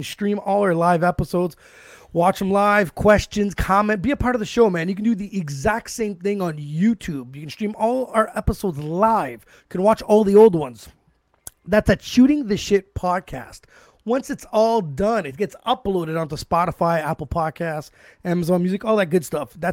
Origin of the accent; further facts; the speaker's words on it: Ottawa, Ontario, Canada; us where I'm from Canada, right? So in the capital